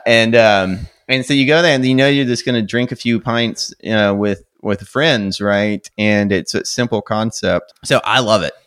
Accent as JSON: {"language": "English", "country": "United States", "said": "being American and used to not drinking great beer"}